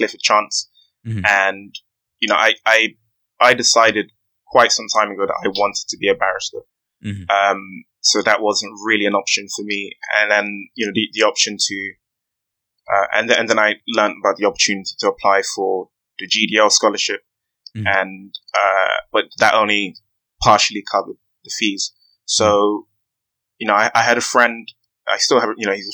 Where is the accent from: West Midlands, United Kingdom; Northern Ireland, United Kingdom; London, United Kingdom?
London, United Kingdom; I grew up in Harrow Road. On Harrow Road, it's in West London.